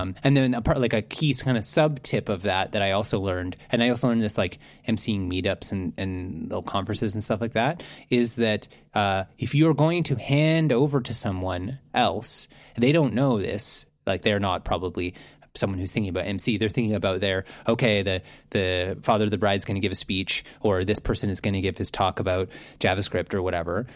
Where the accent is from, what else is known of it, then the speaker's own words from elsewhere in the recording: Canada; I'm Canadian